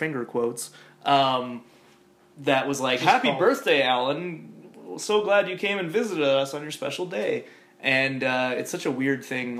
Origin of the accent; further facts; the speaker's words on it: Lethbridge, Alberta, Canada; when I was growing up in Lethbridge